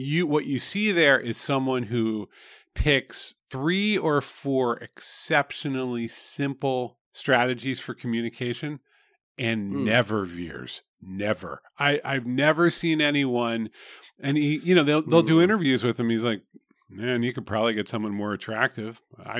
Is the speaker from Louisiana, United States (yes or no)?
no; southeast Pennsylvania, United States; I'm from the southeast part of Pennsylvania.